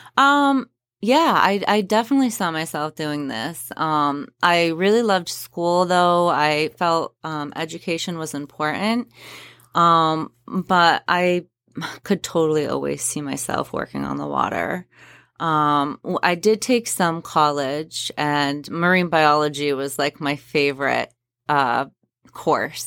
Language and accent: English; Spruce Head, Maine, United States; I grew up down in Spruce Head, uh, Spruce Head Island specifically.